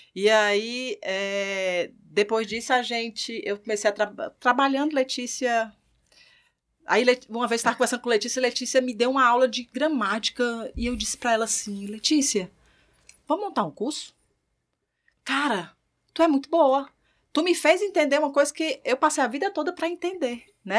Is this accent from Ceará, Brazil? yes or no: yes; Ceará, Brazil; moved away as an adult; now in Natal, Brazil; Sou cearense e vim de lá para cá para gerenciar uma empresa